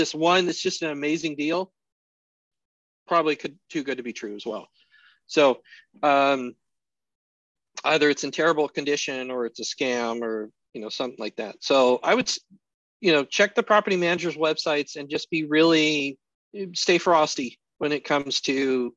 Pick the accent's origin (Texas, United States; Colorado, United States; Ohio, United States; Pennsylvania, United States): Colorado, United States; now in Alaska, United States; I grew up in Colorado, so I was used to snow